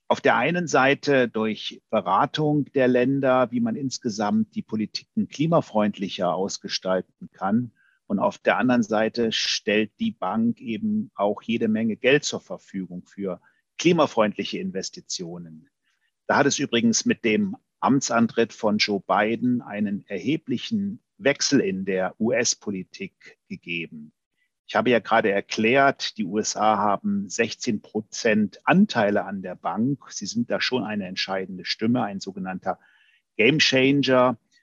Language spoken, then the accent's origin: German; Germany; Wir als Deutsche